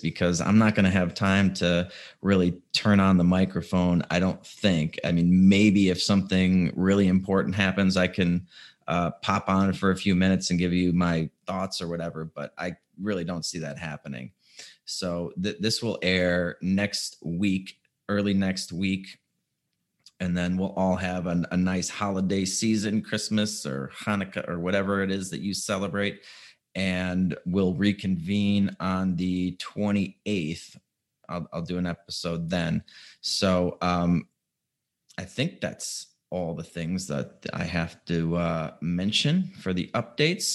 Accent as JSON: {"language": "English", "town": "Chicago", "region": "Illinois", "country": "United States", "moved": "as an adult", "lives_now": "Puerto Vallarta, Mexico", "said": "I'm actually from Chicago, but I've been down in Puerto Vallarta, Mexico for basically the last like 4 or 5 months since July"}